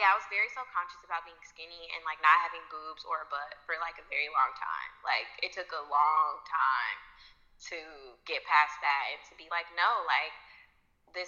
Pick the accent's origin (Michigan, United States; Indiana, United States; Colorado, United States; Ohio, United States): Indiana, United States; Indianapolis; I'm from Indianapolis